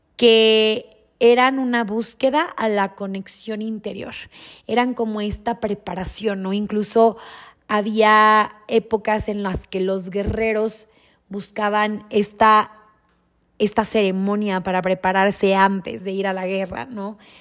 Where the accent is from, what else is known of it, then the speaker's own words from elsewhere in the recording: Durango, Mexico; moved away; crecí en Durango, nací en Durango, crecí en Durango